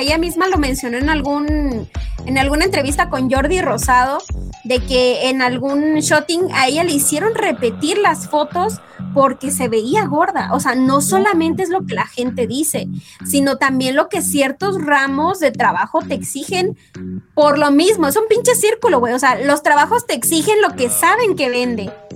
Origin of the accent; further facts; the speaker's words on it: Mexico; somos las mexicanas